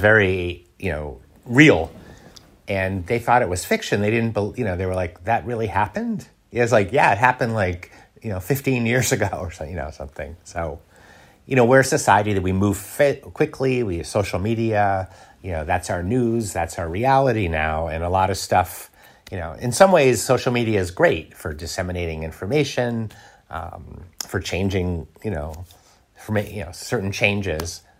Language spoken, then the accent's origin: English; United States; now in Paris, France; I'm an American